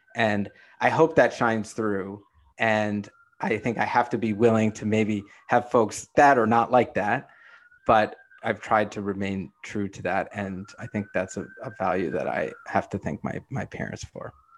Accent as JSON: {"language": "English", "town": "New York City", "region": "New York", "country": "United States", "tie": "born or raised there", "said": "I grew up in Brooklyn. I still live in Brooklyn."}